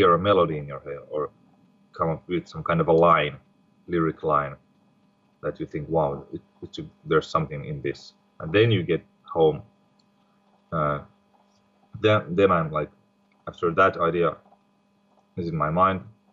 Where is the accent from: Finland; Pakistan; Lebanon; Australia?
Finland; we are not all from Finland.